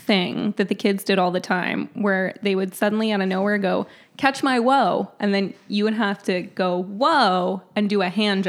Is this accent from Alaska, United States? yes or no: no; Marin, California, United States; I'm actually from just north of San Francisco. I grew up in Marin.